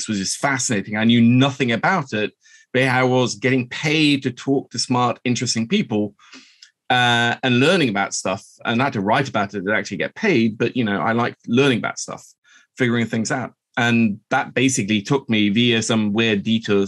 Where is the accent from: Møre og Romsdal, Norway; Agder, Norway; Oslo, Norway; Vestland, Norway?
Oslo, Norway; also born or lived in London; I'm half Norwegian. I grew up here in Oslo